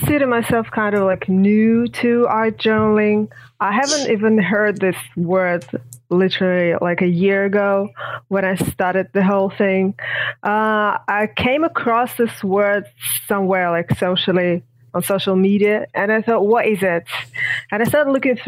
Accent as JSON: {"language": "English", "region": "Moscow", "country": "Russia", "second_language": "English", "said": "I'm from Russia. I'm from Moscow."}